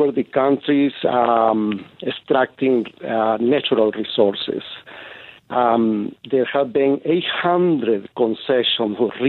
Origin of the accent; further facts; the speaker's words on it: Honduras; now in United States; I was raised in Honduras and I know the situation there.